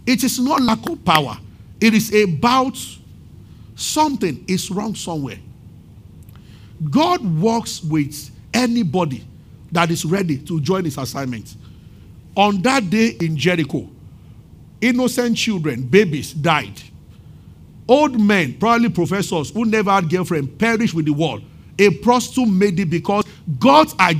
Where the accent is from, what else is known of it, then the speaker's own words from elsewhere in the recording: Abeokuta, Ogun State, Nigeria; when I was growing up in Abeokuta